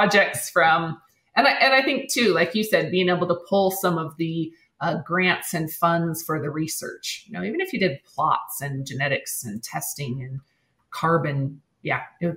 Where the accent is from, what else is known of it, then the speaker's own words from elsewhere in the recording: Wyoming, United States; I'm from Wyoming